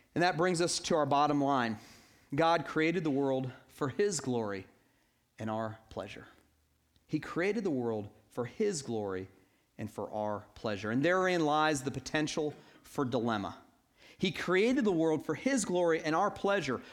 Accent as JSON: {"language": "English", "town": "Atlanta", "region": "Georgia", "country": "United States", "tie": "born or raised there", "said": "I grew up in Atlanta"}